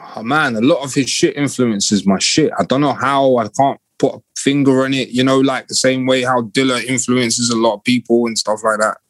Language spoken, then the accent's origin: English; London, United Kingdom; I'm from Kilburn